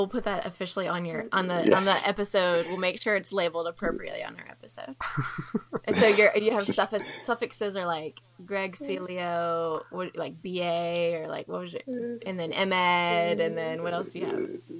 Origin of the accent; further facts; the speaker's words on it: Mobile, Alabama, United States; now in Dallas, United States; and I'm from Mobile